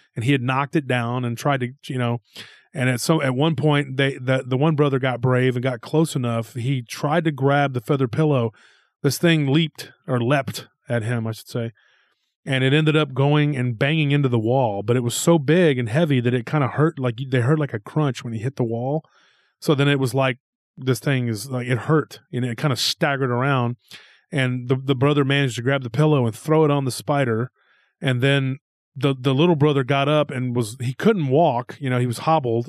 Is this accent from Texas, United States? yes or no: yes; Taylor, Texas, United States; in Taylor, Texas, my hometown